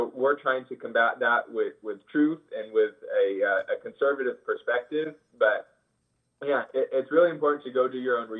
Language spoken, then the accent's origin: English; Hanford, California, United States; moved away as an adult; now in Fresno, United States; I'm from Hanford, and I vote based off my residence in Hanford